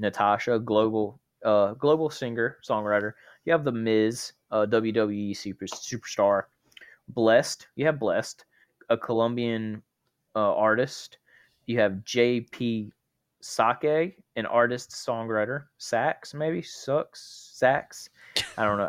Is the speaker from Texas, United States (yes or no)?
no; North Carolina, United States; moved away as an adult; now in Georgia, United States; I'm originally from North Carolina, but I moved down to Georgia when I met my wife, um, in twenty eighteen.